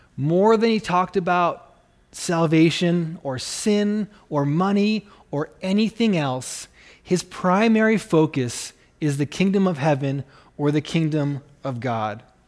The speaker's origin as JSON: {"language": "English", "country": "Canada", "accent": "Canadian", "moved": "yes", "lives_now": "Rapid City, United States", "said": "I'm actually Canadian."}